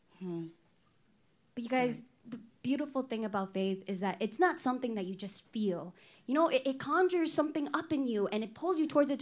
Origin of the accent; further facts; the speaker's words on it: Guatemala City, Guatemala Department, Guatemala; English is a second language; moved away as an adult; now in Minnesota, United States; I grew up in Guatemala City until my early 20s